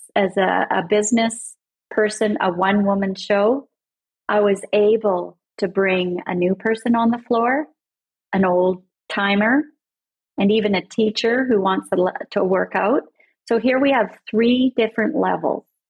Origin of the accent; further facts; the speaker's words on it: Canada; I'm Canadian and I'm far up north